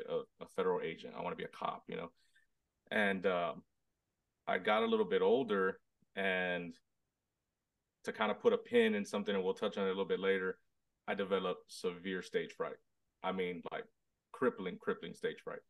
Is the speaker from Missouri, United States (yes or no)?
no; Robstown, Texas, United States; I'm from Robstown, Texas, Hispanic, born and raised, super small town, right outside Corpus Christi